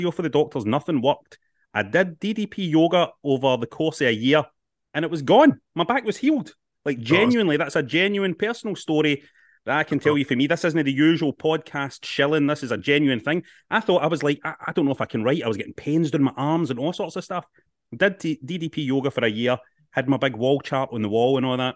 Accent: Glasgow, Scotland, United Kingdom; you're coming to Glasgow, my hometown.

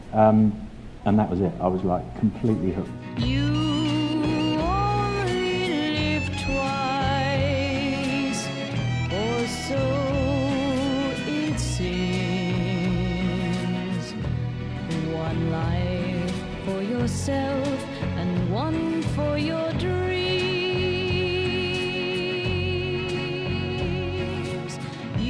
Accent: Luton, East of England, United Kingdom; I was born and brought up in Luton.

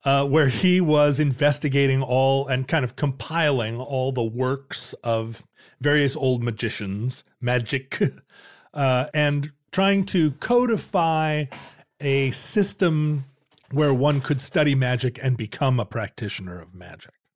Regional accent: Alaska, United States; growing up in Alaska, we had the outdoors to play

